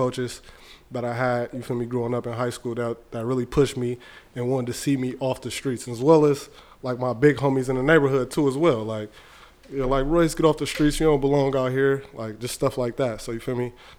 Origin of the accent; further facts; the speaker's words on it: Richmond, California, United States; growing up in Richmond, in the streets of Richmond, it was always bad.